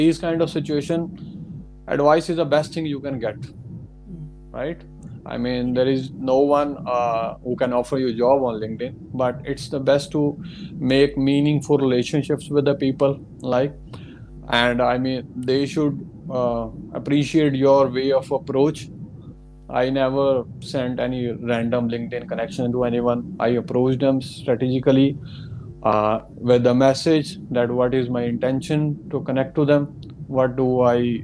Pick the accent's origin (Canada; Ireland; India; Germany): India; moved away as an adult; also born or lived in Melbourne, Australia; now in Orange, Australia; I'm from India, I'm planning to come to Australia